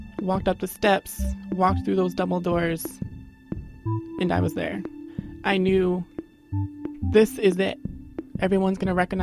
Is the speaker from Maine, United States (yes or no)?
yes; Westbrook, Maine, United States; I'm from Westbrook